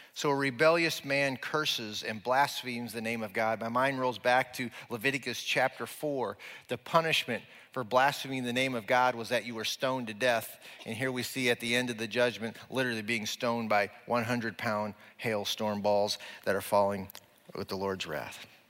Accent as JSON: {"language": "English", "region": "Nebraska", "country": "United States", "said": "we're from Nebraska"}